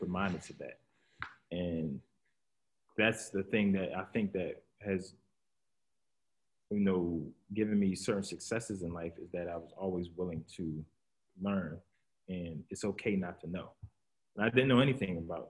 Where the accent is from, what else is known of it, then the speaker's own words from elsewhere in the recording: Philadelphia, Pennsylvania, United States; We're all from Philly